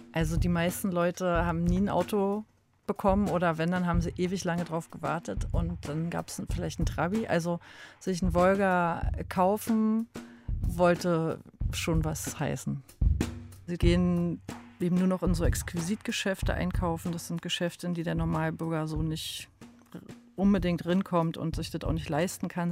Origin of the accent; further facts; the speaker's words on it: Berlin, Germany; wir sind auch aus Ostberlin, eben Ostberlin groß geworden